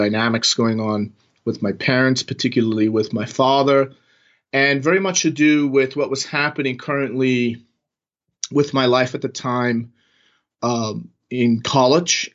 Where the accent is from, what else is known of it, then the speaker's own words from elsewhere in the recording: New York, United States; moved away as an adult; also born or lived in Manhattan / Silicon Valley; now in Las Vegas, United States; I'm from New York. I was born and raised in New York, and I lived in Manhattan for a good 15 years